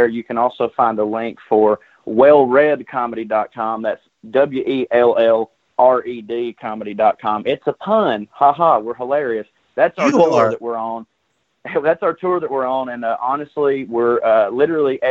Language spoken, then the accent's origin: English; the South, United States; I'm a liberal from the South